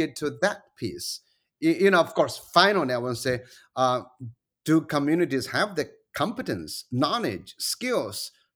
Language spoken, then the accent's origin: English; China; moved away; also born or lived in United States